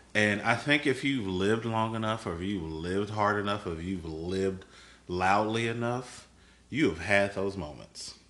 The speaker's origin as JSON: {"language": "English", "town": "Chicago", "region": "Illinois", "country": "United States", "moved": "as an adult", "lives_now": "Houston, United States", "said": "I am not originally from Texas. Um, all of my family, all of my family, are in Chicago"}